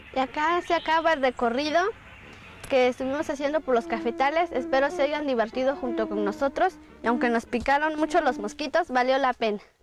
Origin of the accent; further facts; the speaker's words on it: Santa María Alotepec, Oaxaca, Mexico; soy Mije, vivo en la comunidad de Santa María Lotepec, Mije, Oaxaca